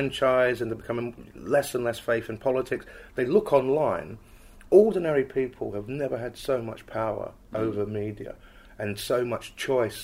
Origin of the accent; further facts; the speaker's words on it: England, United Kingdom; I'm from England